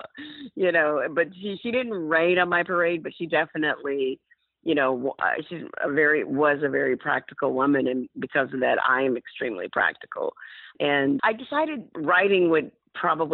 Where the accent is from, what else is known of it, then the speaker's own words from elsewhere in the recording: Montgomery, Alabama, United States; moved away as an adult; I am from Montgomery